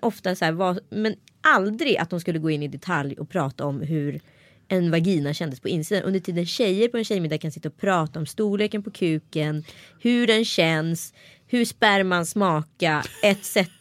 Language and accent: Swedish; Örebro, Örebro County, Sweden; accent: Närke dialect; also born or lived in Stockholm